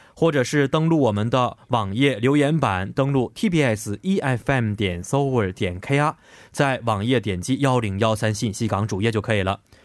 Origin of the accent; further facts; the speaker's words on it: China; 作为一个中国人